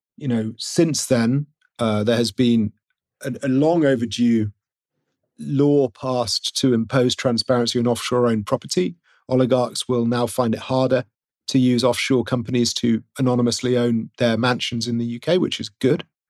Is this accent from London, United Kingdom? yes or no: no; Wales, United Kingdom; I'm from Wales, so when I support football, I support Hereford F C, but I'm from Wales, and in Wales, we prefer rugby